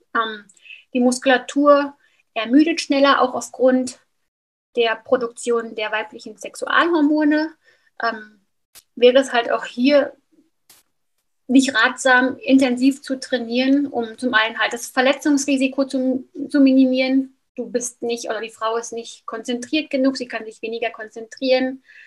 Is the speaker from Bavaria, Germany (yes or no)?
no; near Frankfurt, Hesse, Germany; moved away as an adult; now in Switzerland; Aufgewachsen bin ich in Deutschland, in der Nähe von Frankfurt